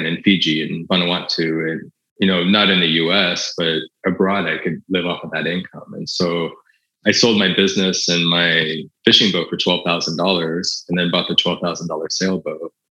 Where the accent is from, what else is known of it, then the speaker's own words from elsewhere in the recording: United States; I'm an American